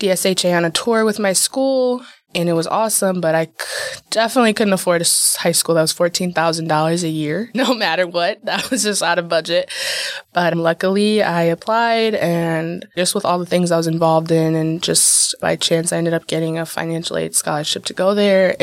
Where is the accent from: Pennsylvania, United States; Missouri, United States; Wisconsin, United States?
Wisconsin, United States; Milwaukee; I've grown up on the south side of Milwaukee for the past 20 years